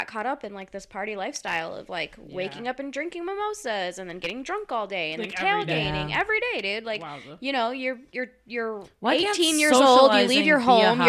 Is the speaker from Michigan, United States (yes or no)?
yes; Clarkston, Michigan, United States; growing up in Clarkston